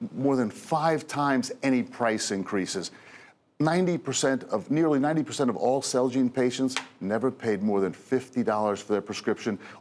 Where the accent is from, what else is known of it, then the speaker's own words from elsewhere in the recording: Hudson County, New Jersey, United States; also born or lived in Union County, New Jersey; I was born in Hudson County, grew up in Hudson County